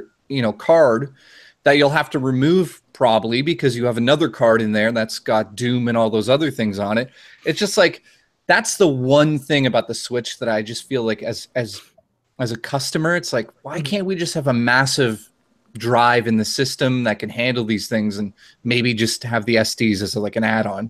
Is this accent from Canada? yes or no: yes; Canada; I'm Canadian